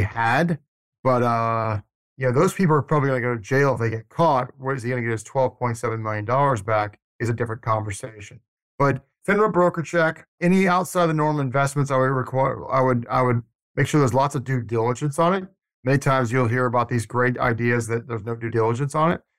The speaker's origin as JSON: {"language": "English", "town": "Atlanta", "region": "Georgia", "country": "United States", "tie": "born or raised there", "moved": "as an adult", "lives_now": "Tallahassee, United States", "said": "I grew up in Atlanta"}